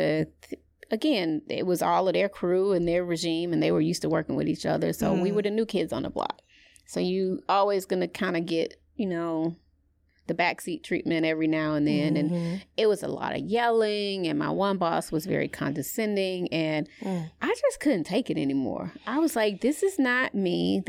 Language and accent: English; the South, United States; I'm from the South.